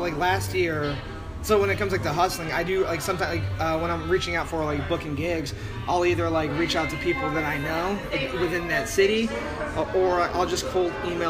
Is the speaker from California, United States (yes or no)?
yes; San Diego, California, United States; also born or lived in Los Angeles; when I'm being from San Diego and LA region.